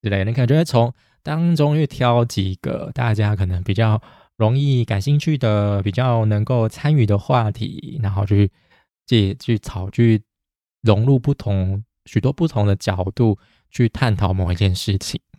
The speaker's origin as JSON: {"language": "Chinese", "country": "Taiwan", "tie": "born there", "said": "我还是真的很庆幸我是生在台湾。我们台湾真的是跟其他国家比起来，真的是幸运很多了。"}